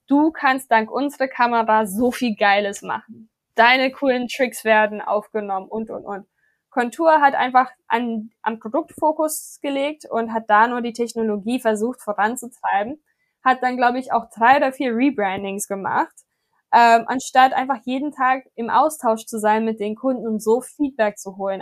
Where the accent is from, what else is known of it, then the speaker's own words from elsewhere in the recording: Johannesburg, Gauteng, South Africa; now in Berlin, Germany; meine Heimat, wir machen mal ein Satellitprogramm in Johannesburg